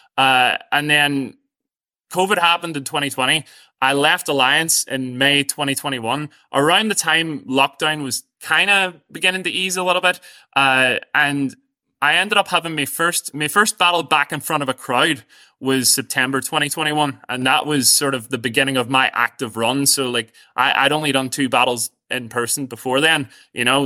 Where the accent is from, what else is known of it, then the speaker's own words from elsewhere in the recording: Strabane, Northern Ireland, United Kingdom; I'm from outside a village, uh, near Strabane, so I'm from outside Ardagarvan.